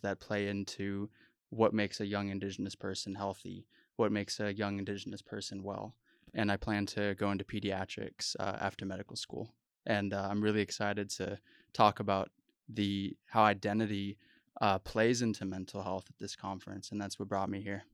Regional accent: United States; also born or lived in South Dakota / Arizona; growing up as a Native American in the United States

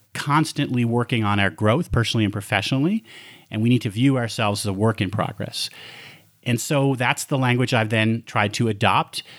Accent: Westchester County, New York, United States; moved away as an adult; also born or lived in Montreal, Canada / Bronx, New York; now in Colorado, United States; Then I moved to Westchester County when I was seven, and there I went to elementary school, middle school, high school

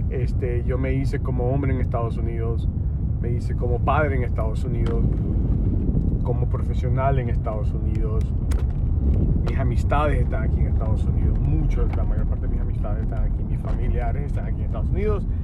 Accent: Honduras; now in United States; suficientemente hondureño para criticar Honduras.

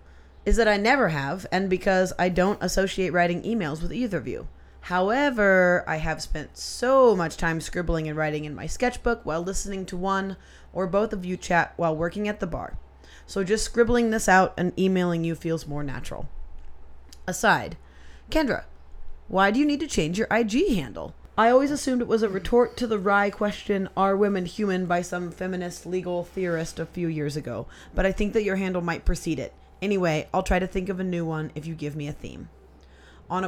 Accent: Gainesville, Florida, United States; the newest and biggest recording studio being built in my hometown of Gainesville, Florida.

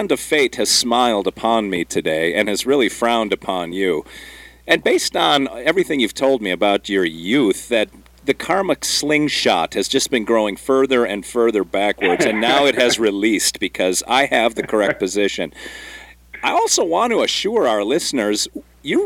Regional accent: Wisconsin, United States; I grew up in Wisconsin

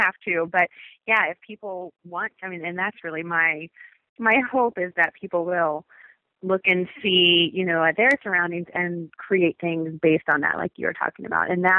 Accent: Cincinnati, Ohio, United States; I am from Cincinnati, Ohio

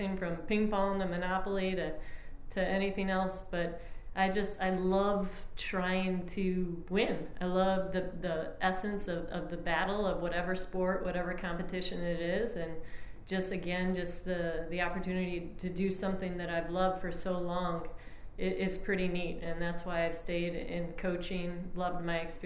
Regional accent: Long Grove, Illinois, United States; moved away as an adult; I grew up in Long Grove, Illinois, so the Midwest

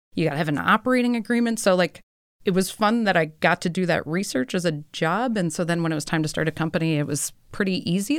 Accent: Milwaukee, Wisconsin, United States; moved away as an adult; also born or lived in Minnesota; I grew up in Milwaukee.

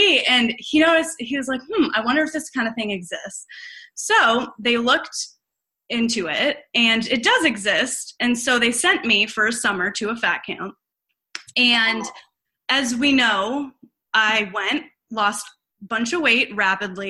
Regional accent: Boston, Massachusetts, United States; moved away as an adult; also born or lived in Illinois; I'm originally from Boston, or outside of Boston

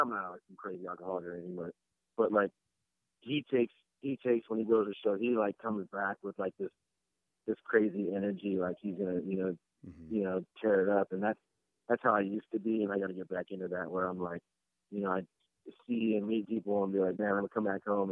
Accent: San Bernardino, California, United States; I grew up in San Bernardino and, just my whole, like, upbringing was a bunch of cholos

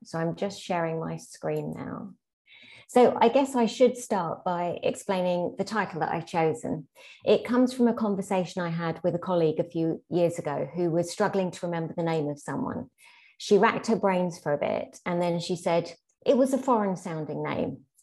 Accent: London, United Kingdom; my childhood as a second generation British Pakistani in 70s and 80s South London

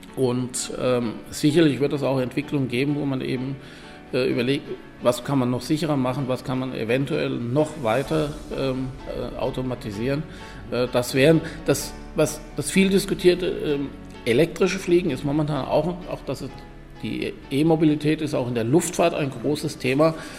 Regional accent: Germany; moved away as an adult; also born or lived in Rhineland; now in Vienna, Austria; als jemand, der aus Deutschland kommt

